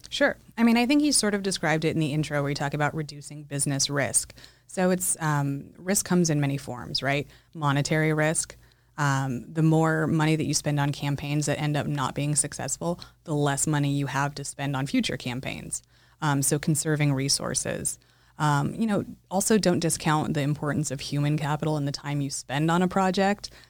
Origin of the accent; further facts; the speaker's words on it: Los Alamos, New Mexico, United States; I'm from Los Alamos, New Mexico.